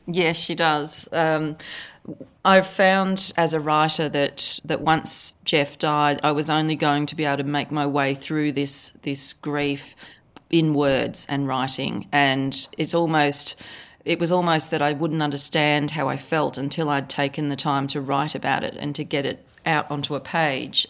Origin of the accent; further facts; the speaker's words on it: Australia; accent: Australian; I live in Australia, as you can probably tell from my accent